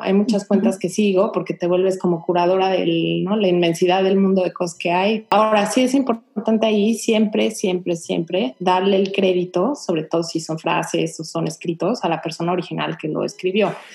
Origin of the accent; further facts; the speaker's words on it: Mexico; now in Houston, United States; nosotros como mexicanos que estamos viviendo aquí